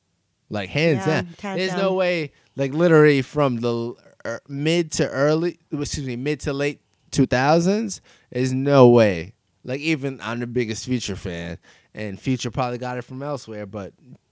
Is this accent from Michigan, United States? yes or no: no; New York City, New York, United States; just growing up in Queens and like New York.